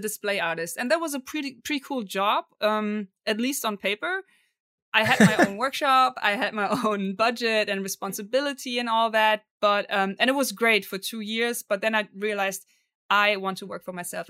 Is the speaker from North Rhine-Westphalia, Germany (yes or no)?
yes; Cologne, North Rhine-Westphalia, Germany; English is a second language; I'm from Cologne, Germany